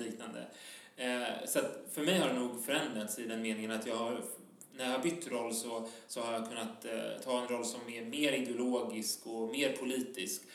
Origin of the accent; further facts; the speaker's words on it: Stockholm, Stockholm County, Sweden; also born or lived in Tensta, Stockholm; Jag är född på Södermalm i Stockholm